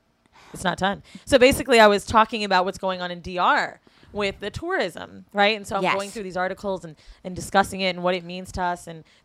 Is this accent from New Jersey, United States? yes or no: no; Florida, United States; moved away as an adult; also born or lived in San Francisco, United States; now in New York, United States; I'm from Florida